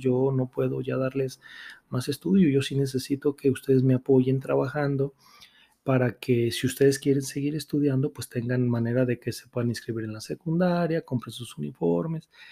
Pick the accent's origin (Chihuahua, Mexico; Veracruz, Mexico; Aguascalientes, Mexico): Aguascalientes, Mexico; soy nacido aquí en Aguascalientes